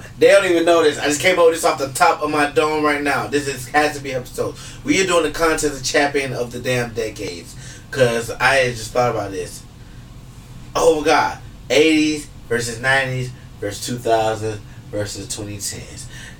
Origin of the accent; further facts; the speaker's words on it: the South, United States; I'm from the South.